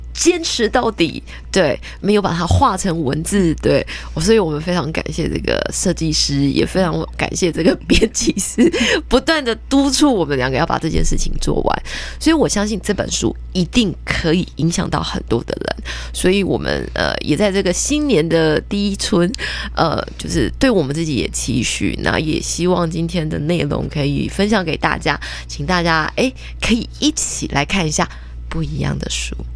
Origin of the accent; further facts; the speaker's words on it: Taiwan; 我们台湾人